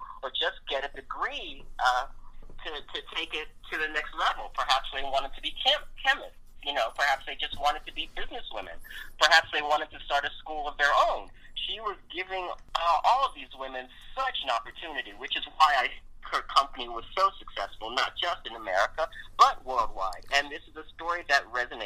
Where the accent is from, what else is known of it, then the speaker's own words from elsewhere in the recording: Baltimore, Maryland, United States; I'm from Baltimore, Maryland, so it was nice to be recognized in my hometown